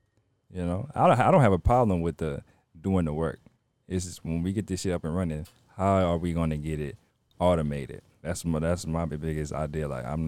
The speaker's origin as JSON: {"language": "English", "town": "New Orleans", "region": "Louisiana", "country": "United States", "said": "we from New Orleans. Well, I'm from New Orleans."}